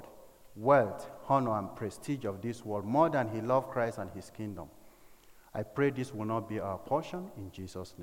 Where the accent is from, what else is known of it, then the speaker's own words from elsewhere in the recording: north and Middle Belt of Nigeria, Nigeria; the north and middle belt part of Nigeria, where I come from